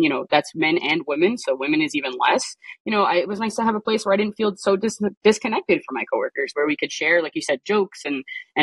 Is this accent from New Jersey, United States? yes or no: yes; West New York, New Jersey, United States; I grew up in West New York, New Jersey